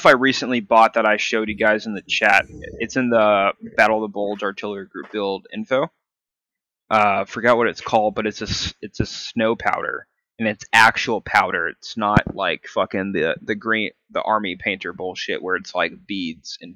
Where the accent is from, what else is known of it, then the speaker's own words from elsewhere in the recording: United States; I am American